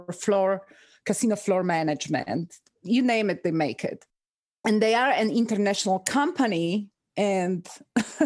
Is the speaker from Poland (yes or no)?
yes; Poland; moved away as an adult; also born or lived in Reno, Nevada, United States; now in United States; I'm originally from Poland